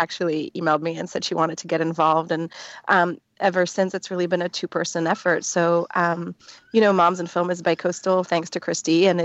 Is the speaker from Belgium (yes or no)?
yes; Belgium; now in New York, United States; I'm from Belgium.